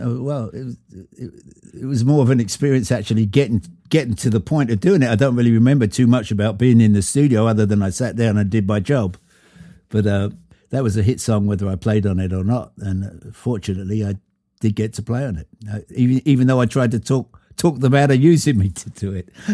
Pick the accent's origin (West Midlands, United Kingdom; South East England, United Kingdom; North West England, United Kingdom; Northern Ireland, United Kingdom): South East England, United Kingdom; Brighton; now in United States; come down to Brighton in my hometown